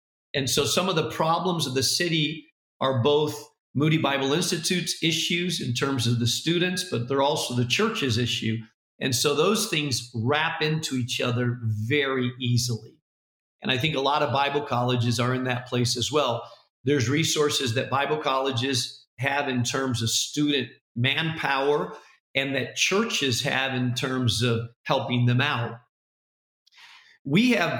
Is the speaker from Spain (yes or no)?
yes; Spain; now in Chicago, United States; I speak Spanish because I grew up in Spain